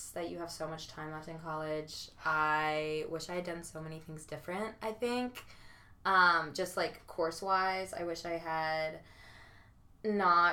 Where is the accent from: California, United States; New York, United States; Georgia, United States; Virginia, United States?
Georgia, United States; I'm from Georgia